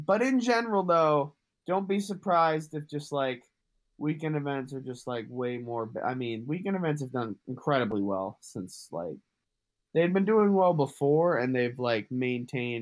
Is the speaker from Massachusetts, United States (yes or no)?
yes; Massachusetts, United States; I'm from Massachusetts